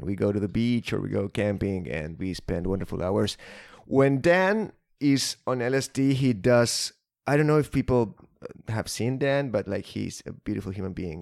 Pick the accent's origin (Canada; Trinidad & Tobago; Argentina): Argentina; as an Argentinian